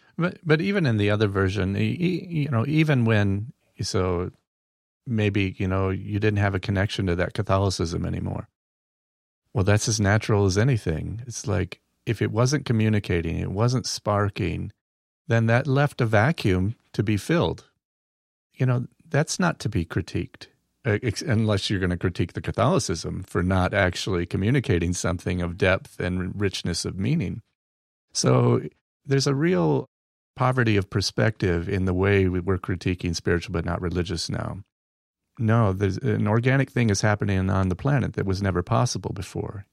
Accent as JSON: {"language": "English", "town": "Battle Creek", "region": "Michigan", "country": "United States", "said": "I'm from Battle Creek, Michigan, where cereal was invented"}